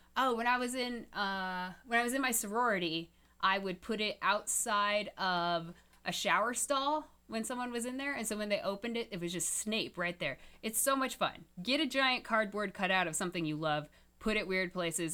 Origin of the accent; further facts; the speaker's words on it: Topeka, Kansas, United States; I grew up in Topeka, Kansas with Westboro Baptist Church